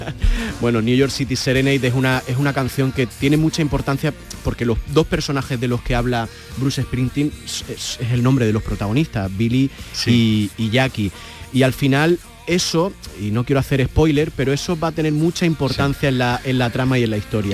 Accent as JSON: {"language": "Spanish", "town": "Granada", "region": "Andalusia", "country": "Spain", "said": "somos de Granada, mis padres son, fueron, fueron libreros"}